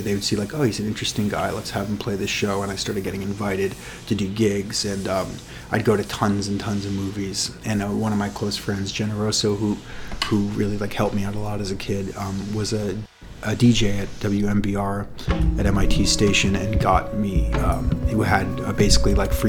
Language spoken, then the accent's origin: English; Brookline, Massachusetts, United States; I grew up in Brookline.